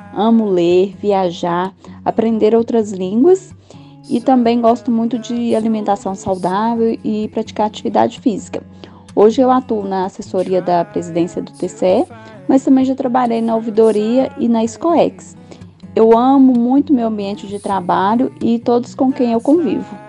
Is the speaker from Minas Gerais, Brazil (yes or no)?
yes; Sete Lagoas, Minas Gerais, Brazil; also born or lived in São João del-Rei; now in Goiás, Brazil; eu nasci em Sete Lagoas